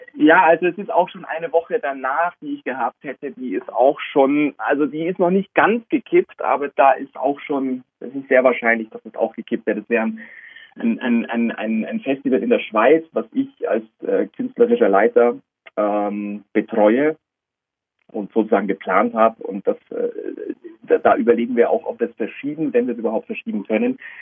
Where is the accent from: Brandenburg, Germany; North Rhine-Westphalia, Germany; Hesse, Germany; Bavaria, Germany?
Bavaria, Germany; Augsburg; zu Hause in meiner Heimatstadt Augsburg